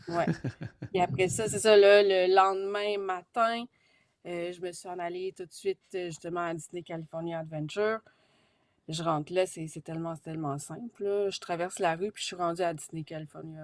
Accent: Quebec, Canada; J'étais la seule du Québec

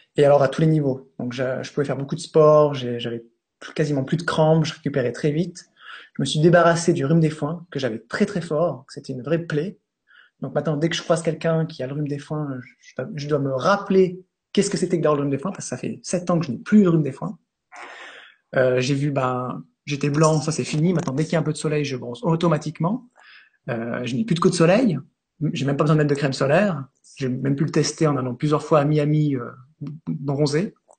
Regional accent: Switzerland; je suis suisse

